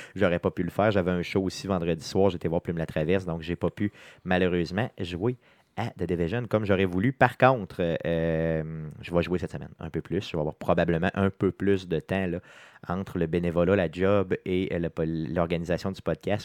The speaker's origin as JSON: {"language": "French", "town": "Quebec City", "region": "Quebec", "country": "Canada", "said": "on est de Québec, de la ville de Québec"}